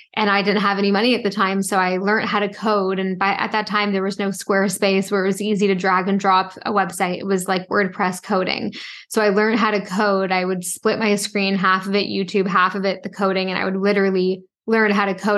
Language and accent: English; Toronto, Ontario, Canada; also born or lived in Halifax; I grew up in Toronto